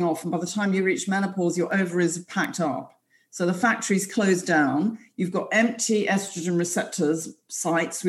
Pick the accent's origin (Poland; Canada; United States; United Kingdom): United Kingdom; London; I'm from London